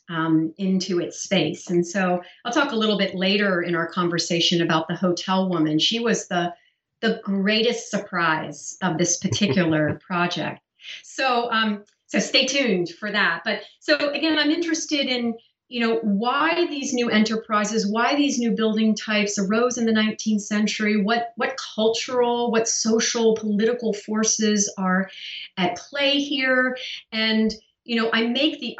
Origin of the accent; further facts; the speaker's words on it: Pennsylvania, United States; I grew up in Pennsylvania in a very small rural town full of farmers.